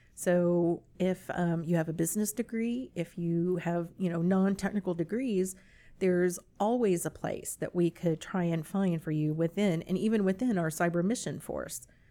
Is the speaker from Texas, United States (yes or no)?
yes; San Antonio, Texas, United States; moved away as an adult; also born or lived in Virginia; I'm actually originally from San Antonio, so this is home